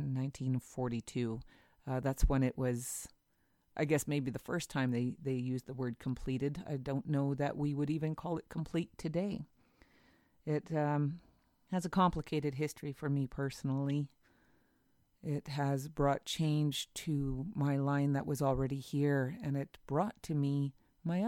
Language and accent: English; Whitehorse, Yukon, Canada; Growing up in Whitehorse